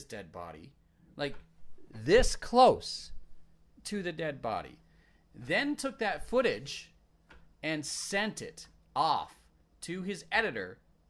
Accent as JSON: {"language": "English", "area": "Greater Victoria", "region": "British Columbia", "country": "Canada", "tie": "born or raised there", "said": "It's my hometown."}